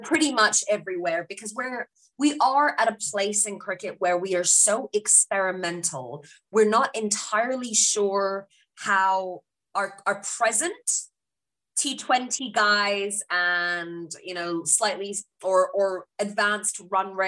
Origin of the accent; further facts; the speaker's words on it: United Kingdom; now in New Zealand; as a British Pakistani